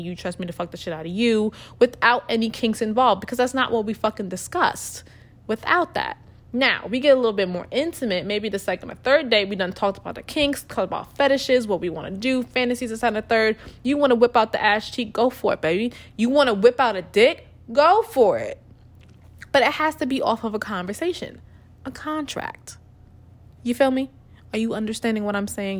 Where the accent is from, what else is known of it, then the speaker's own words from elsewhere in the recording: New York, United States; moved away as an adult; now in Texas, United States; I was from New York